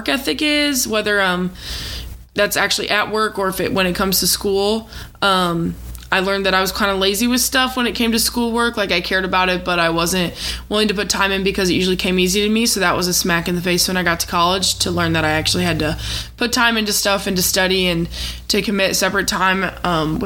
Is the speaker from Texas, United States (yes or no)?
no; Missouri, United States; I'm from Missouri